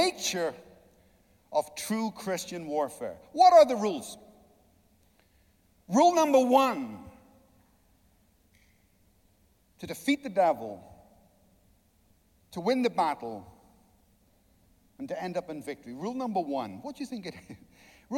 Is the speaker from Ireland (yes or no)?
yes; Ireland; I'm Irish